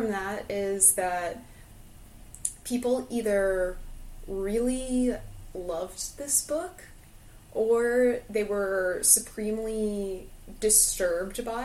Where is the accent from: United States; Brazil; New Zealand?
United States; an American